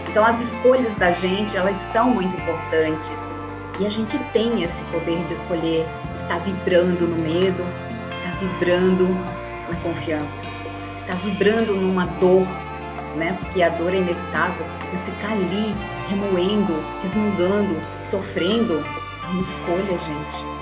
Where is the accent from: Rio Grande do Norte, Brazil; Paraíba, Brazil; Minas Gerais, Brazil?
Rio Grande do Norte, Brazil; Natal; moved away as an adult; now in São Paulo, Brazil; jornalista que sou, também aí de Natal, né, como você bem trouxe, sou do Nordeste, moro aqui há, há 26 anos em São Paulo